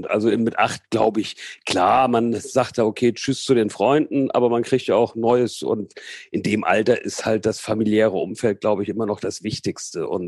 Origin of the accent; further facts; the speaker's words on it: Portugal; also born or lived in Hamburg; Also geboren bin ich in Hamburg, also tatsächlich gebürtiger Hamburger. Und äh, mit 74, da war ich acht, sind wir nach Portugal übergesiedelt und dort habe ich dann quasi meine gesamte Jugend verbracht.